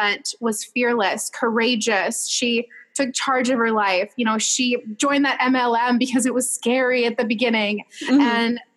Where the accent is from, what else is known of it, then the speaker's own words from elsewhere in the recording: Minnesota, United States; I'm just a girl from Minnesota